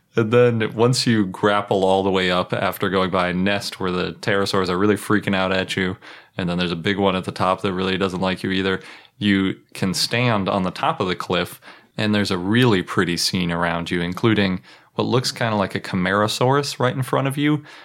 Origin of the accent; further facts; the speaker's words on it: Milwaukee, Wisconsin, United States; I was born in Milwaukee